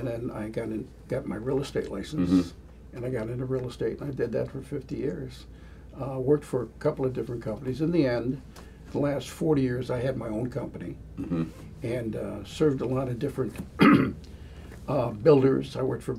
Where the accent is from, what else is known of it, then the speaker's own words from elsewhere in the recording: Detroit, Michigan, United States; also born or lived in Macomb County, Michigan; I was born in Detroit. Okay. So I'm originally from Detroit.